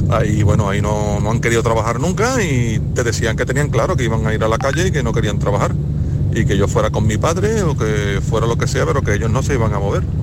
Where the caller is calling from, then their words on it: Seville, Andalusia, Spain; Buenos días, Vigorra, Maite, equipo y compañía. … de Sevilla.